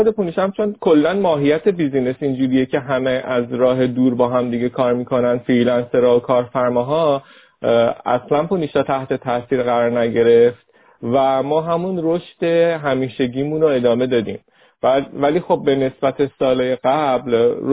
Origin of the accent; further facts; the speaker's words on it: Rasht, Gilan, Iran; به هر کس که میگفتیم که ما رشتیم و شما بیاین برای جلسه